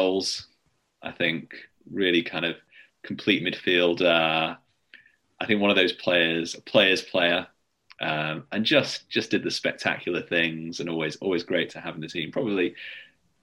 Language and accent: English; Salford, North West England, United Kingdom; I grew up in Salford, so we always had to be on the red side of Manchester.